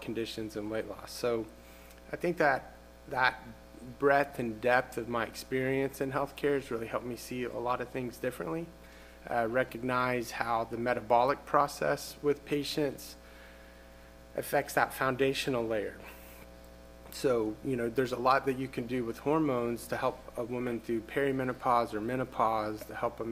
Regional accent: Norman, Oklahoma, United States; also born or lived in Boston, Massachusetts; I grew up here in Norman, Oklahoma

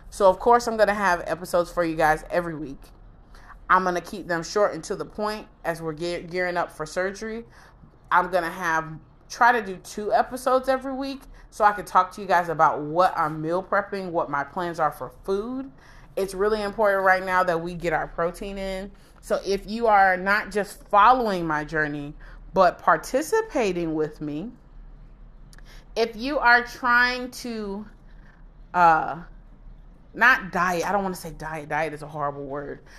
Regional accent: Broward County, Florida, United States; moved away; I'm from Broward.

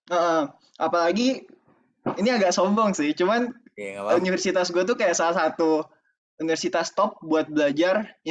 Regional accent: Tangerang, Banten, Indonesia; sebenarnya asal gue tuh dari Tangerang cuman kalau orang kayak denger Tangerang kan kayak wah oh, kota oh Tangsel BSD Gading Serpong kan

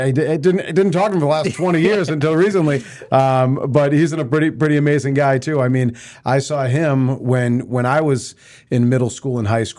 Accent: North Andover, Massachusetts, United States; What's funny is I grew up in North Andover.

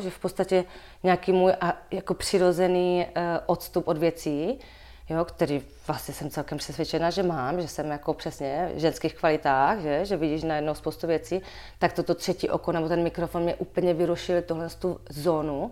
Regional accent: Moravia, Czechia; accent: Moravian; now in Prague, Czech Republic; být v Praze jako Moravák

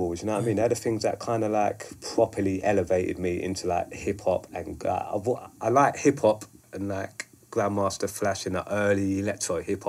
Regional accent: London, United Kingdom; I was from South London, like, not many people from my estate really wrote.

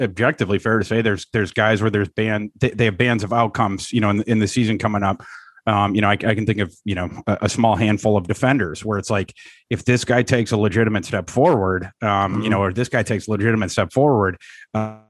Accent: Brainerd, Minnesota, United States; moved away; also born or lived in Iowa; I'm from Brainerd, Minnesota.

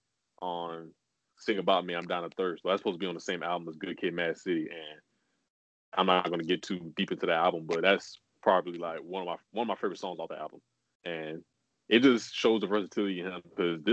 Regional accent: Compton, California, United States; growing up in Compton.

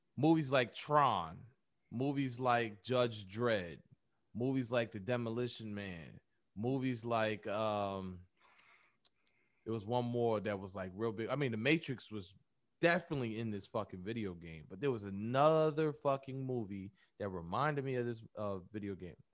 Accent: United States; us here in America, black people in America, we are American not by choice, but we are still African by blood

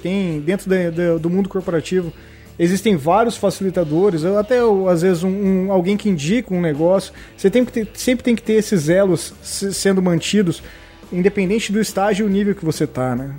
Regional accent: Paraná, Brazil; eu sou do Paraná

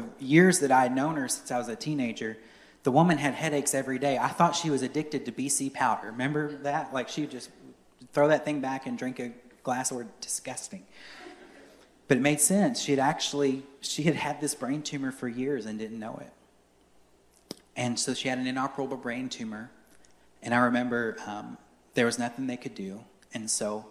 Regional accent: Courtland, Virginia, United States; I grew up in Cortland Baptist Church in Cortland, Virginia

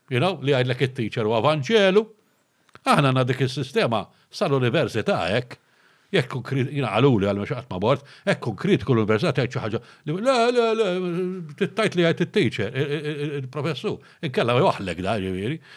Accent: Malta; aħna trifti, aħna eh, hardworking.

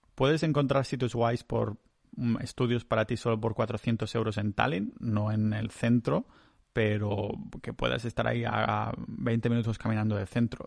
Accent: Vilafranca, Spain; moved away as an adult; also born or lived in Estonia; Vilafranca, que es mi pueblo natal

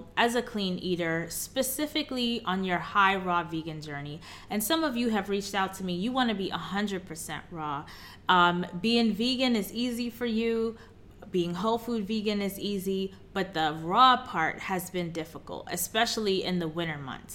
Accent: New York City, New York, United States; moved away; also born or lived in Chicago; I'm born and raised in Queens, New York

